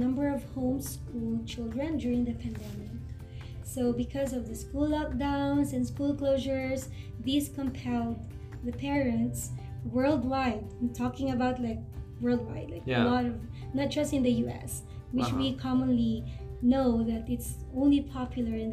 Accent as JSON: {"language": "English", "country": "Philippines", "said": "in my country, in the Philippines"}